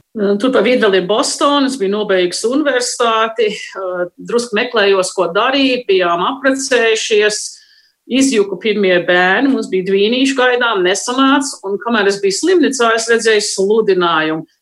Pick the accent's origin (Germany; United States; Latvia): United States; mēs uzaugām Amerikā, Amerikas brīvības vērtībām